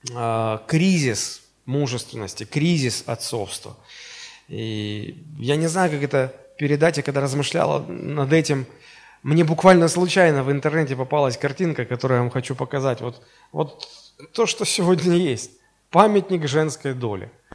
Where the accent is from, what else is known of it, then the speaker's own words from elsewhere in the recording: Russia; мы из Советского Союза э, превратились в Российскую Федерацию